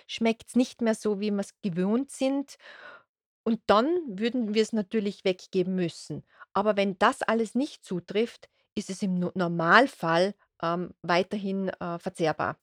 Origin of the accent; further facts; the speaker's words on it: Austria; bei uns in Österreich